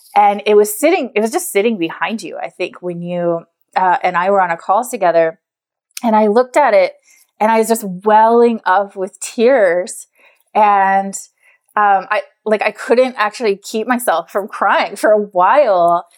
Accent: Scottsdale, Arizona, United States; moved away; we're both from Scottsdale, Arizona

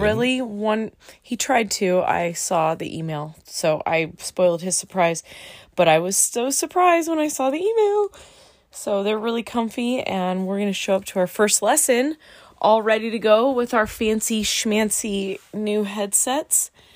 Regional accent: Southern California, United States; we're both from Southern California and we live in a little town called Menifee

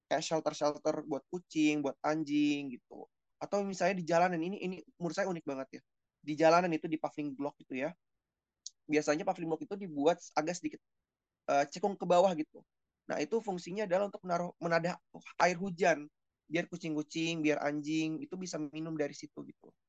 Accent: South Jakarta, Jakarta, Indonesia; Ya saya sebagai orang Jakarta Selatan ya yang dulu sering makan di warteg

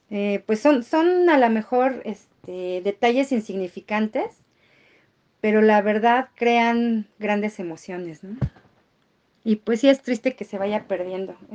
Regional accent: Mexico; Por algo somos mexicanos.

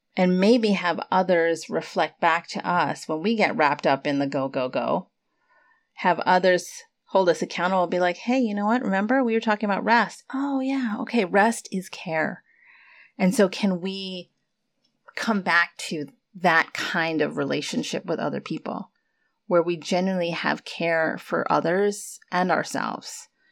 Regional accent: United States; for those of us who have immigrant parents and were born here, born and raised in the States

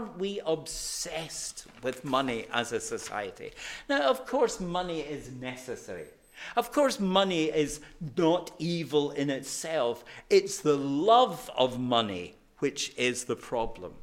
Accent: Glasgow, Scotland, United Kingdom; I'm a Glaswegian

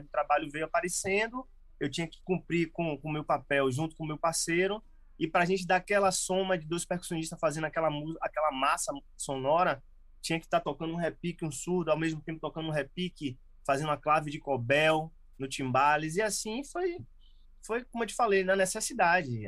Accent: Salvador, Bahia, Brazil; moved away as an adult; eu nasci em Salvador, morei em Salvador, e fui morar no interior, lá no Recôncavo da Bahia

